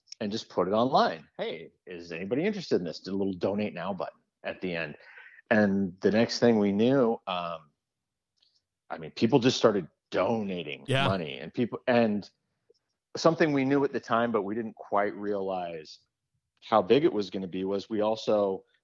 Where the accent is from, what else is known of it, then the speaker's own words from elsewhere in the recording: Oregon, United States; I'm from Oregon